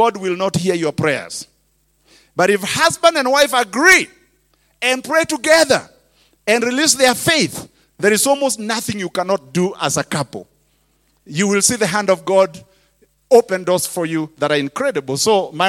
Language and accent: English; Kenya; English is a second language; now in United States; I was a preacher from Kenya